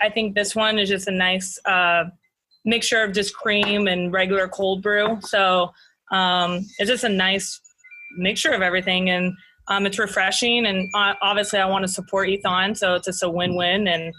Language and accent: English; Biarritz, Nouvelle-Aquitaine, France; English is a second language; I'm from the Southwest. So Biarritz is the city I'm from. And it's right on the coast, so it's known for surfing. It's all about beaches and seafood. And I obviously am super thankful to be, you know, from France, but also to be from the beach.